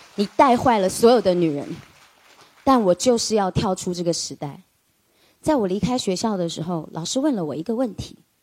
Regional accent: Taiwan; 我父亲是个军人，他从山东到了台湾

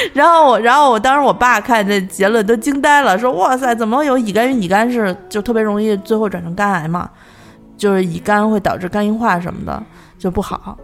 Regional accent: Landianchang area, Beijing, China; 我们家小时候住在，就是现在我们家那地儿已经成了大商场了，但是小的时候那边儿专门儿有一个盲人工厂，就是在那个蓝电厂那一带

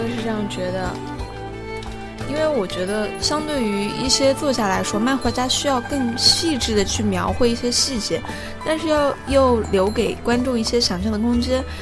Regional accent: Changsha, Hunan, China; 也就是我的家乡嘛，也是长沙这一块

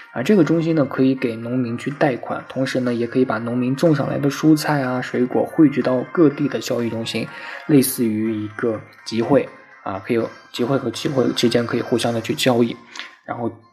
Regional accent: China; 我也是从农村里出来的

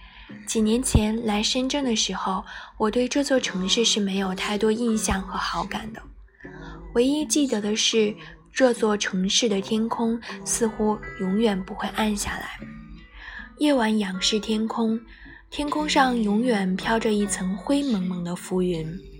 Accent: North China, China; 作为一个北方人，最容易给深圳挂上的标签便是南方。

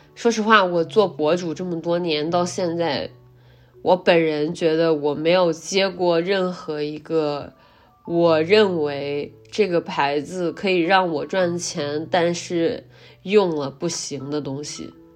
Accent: Henan, China; 大家都知道我来自河南

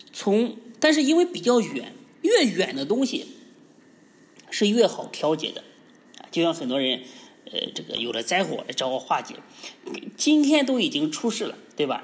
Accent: China; 我们中国人起名儿是非常讲究的

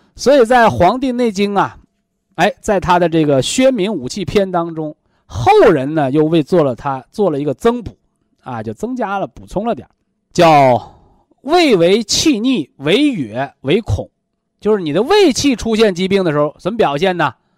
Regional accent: China; 我们中国人说叫三魂七魄。

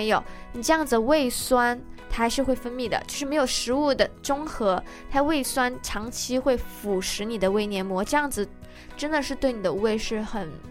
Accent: Guangdong, China; now in United States; 我还好，我广东人，然后其实吃的并不是很辣，

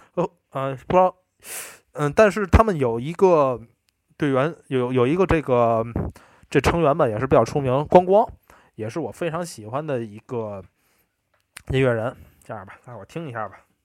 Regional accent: Tianjin, China; accent: Tianjin dialect; 我们天津话

